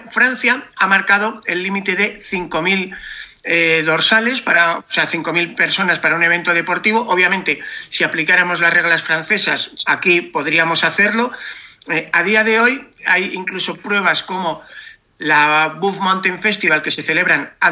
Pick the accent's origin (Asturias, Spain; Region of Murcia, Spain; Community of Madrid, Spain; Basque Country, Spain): Community of Madrid, Spain; Cercedilla; yo te llamo desde Cercedilla. Claro, mi pueblo vive del turismo.